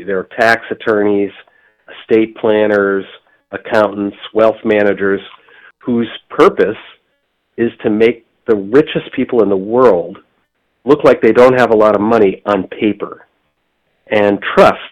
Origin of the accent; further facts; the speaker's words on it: Michigan, United States; now in Boston, United States; I grew up in Michigan